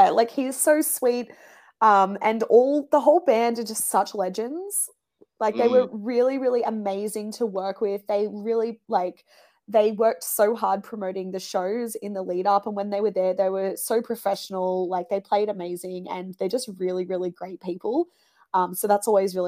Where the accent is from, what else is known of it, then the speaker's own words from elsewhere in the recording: Sydney, New South Wales, Australia; moved away as an adult; now in Melbourne, Australia; So I grew up in Sydney